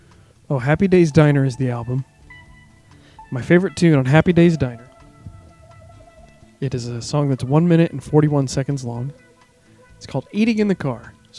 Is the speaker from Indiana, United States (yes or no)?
yes; Warsaw, Indiana, United States; moved away as an adult; also born or lived in Bloomington, Indiana; I worked at two hardware stores. I worked in my hometown. I worked at Hall True Value Hardware, downtown Warsaw. It's gone now. And then when I moved to Bloomington